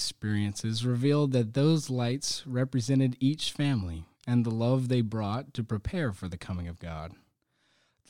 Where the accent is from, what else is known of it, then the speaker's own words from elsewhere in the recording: Charlotte, North Carolina, United States; When I was growing up in Charlotte, my family always went to the Advent wreath-making dinner